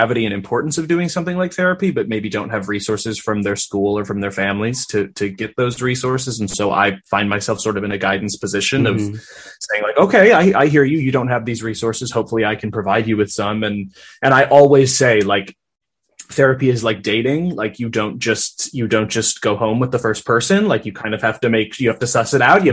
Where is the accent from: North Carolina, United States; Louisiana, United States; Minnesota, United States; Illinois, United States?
Minnesota, United States; I was raised in Minnesota